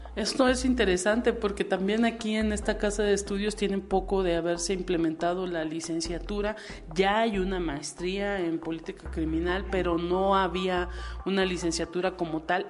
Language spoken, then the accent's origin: Spanish; Mexico; uno como mexicano